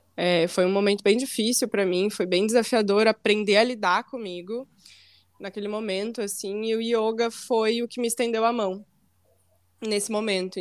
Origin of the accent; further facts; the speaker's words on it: Santa Maria, Rio Grande do Sul, Brazil; moved away as an adult; now in Florianópolis, Brazil; nasci e fui criada em Santa Maria, então vivi praticamente minha vida inteira em Santa Maria.